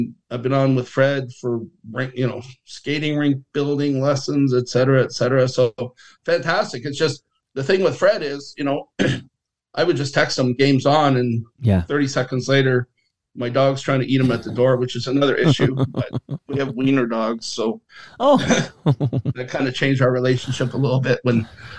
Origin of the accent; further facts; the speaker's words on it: Leith, Scotland, United Kingdom; moved away; Leaf, where I was born in Scotland